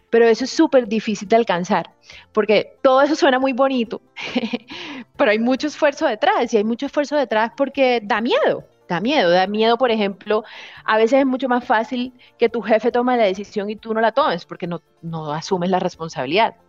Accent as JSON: {"language": "Spanish", "area": "Barranquilla", "region": "Caribbean coast", "country": "Colombia", "also_born_or_lived": "Bogotá", "moved": "yes", "said": "yo soy costeña"}